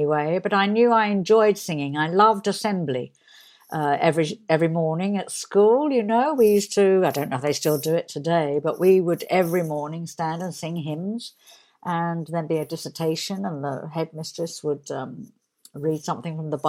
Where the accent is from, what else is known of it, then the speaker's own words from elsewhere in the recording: Barnet, London, United Kingdom; I was born and brought up in Barnet in Hertfordshire